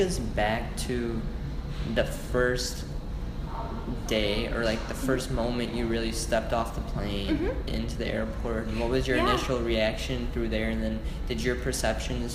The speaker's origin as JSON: {"language": "English", "country": "India", "tie": "born or raised there", "said": "I was born in India"}